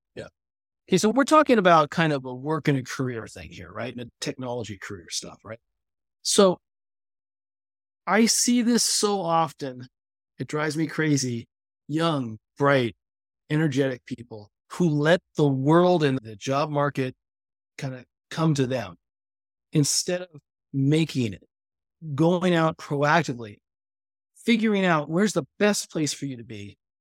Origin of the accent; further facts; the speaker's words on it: California, United States; I grew up in California